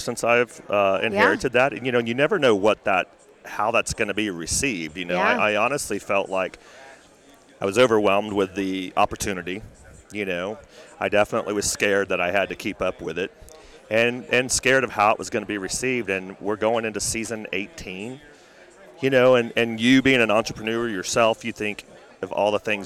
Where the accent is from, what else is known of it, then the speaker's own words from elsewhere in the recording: Texas, United States; born and raised in Texas, professional horseman before I went into the media world